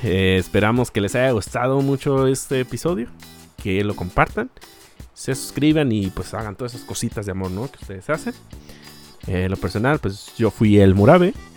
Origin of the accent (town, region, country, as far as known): Aguascalientes, Mexico